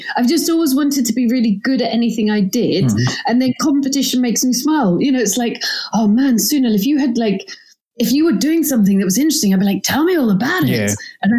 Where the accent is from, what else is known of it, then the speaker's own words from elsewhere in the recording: Glasgow, Scotland, United Kingdom; accent: English; Although I have an English accent and my parents are English. I grew up in Glasgow and my parents had gone there.